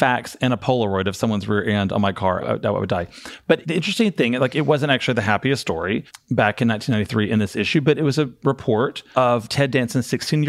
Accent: Arkansas, United States; I am from Arkansas.

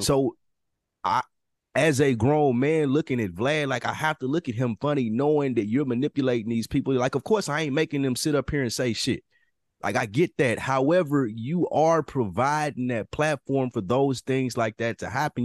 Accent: the South, United States; as a Southerner

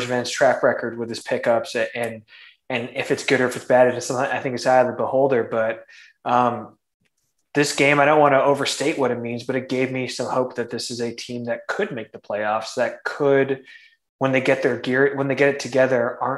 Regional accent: Toronto, Ontario, Canada; I'm from Toronto, from the GTA.

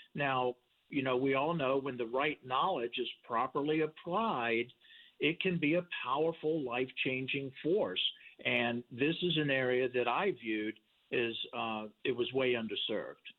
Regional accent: Richmond, Virginia, United States; I was born in Richmond, Virginia.

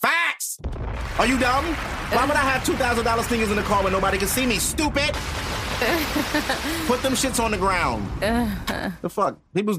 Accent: New York City, New York, United States; I'm a New Yorker for real.

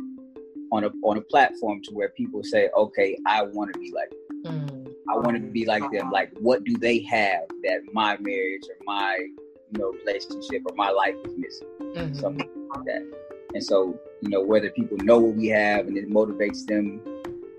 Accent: Texas, United States; moved away as an adult; also born or lived in Victoria, Texas / Kilgore, Texas / Austin, Texas; now in Arizona, United States; I was born in Victoria, Texas. Moved to Kilgore, Texas, and then moved to Austin, Texas, and then back to Kilgore, Texas

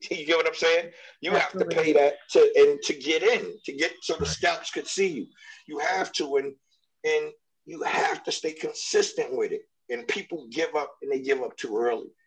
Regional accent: New York, United States; now in Los Angeles, United States; I'm from New York, you know what I'm saying? And I was living in Brooklyn

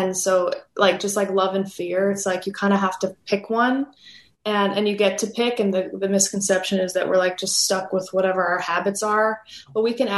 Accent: Los Angeles, California, United States; my childhood and growing up in Los Angeles

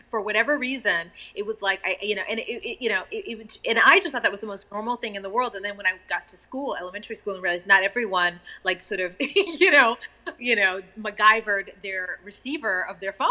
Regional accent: Texas, United States; And I remember, um, you know, being in that part of the world and growing up in Texas

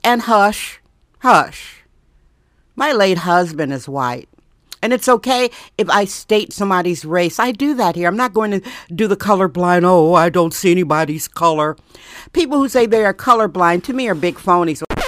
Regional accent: Wisconsin, United States; moved away as an adult; now in San Francisco, United States; I'm from Wisconsin.

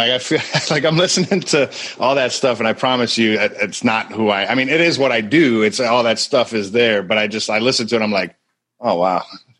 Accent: Buffalo, New York, United States; moved away as an adult; now in Tampa, United States; Buffalo, New York, originally. I don't live there any longer. I escaped.

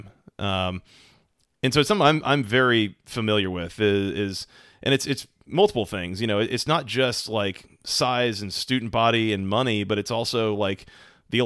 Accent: Atlanta, Georgia, United States; I grew up in Atlanta

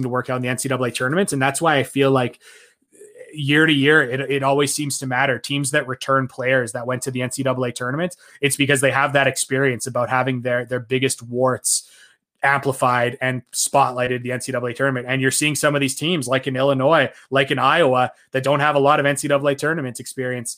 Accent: Canada; me as a Canadian who didn't go to the University of Florida

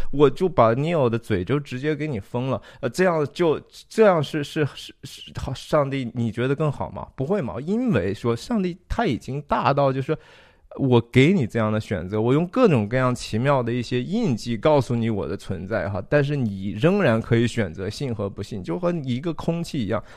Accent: Taiyuan, Shanxi, China; 我小时候在山西太原长大的

